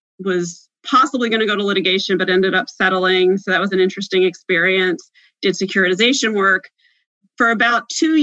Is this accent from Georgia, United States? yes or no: no; New Jersey, United States; moved away as an adult; also born or lived in Washington, D.C.; I'm from Southern New Jersey